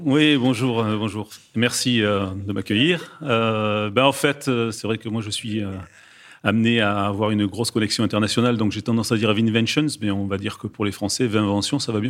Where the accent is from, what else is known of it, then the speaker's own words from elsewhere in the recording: France; en tant que Français